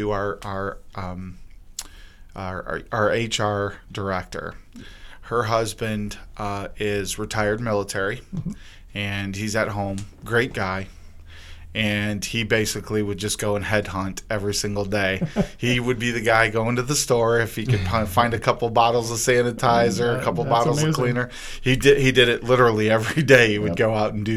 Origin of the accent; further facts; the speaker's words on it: Lorain, Ohio, United States; moved away; my mother, she's from where I grew up in Lorain. She still lives there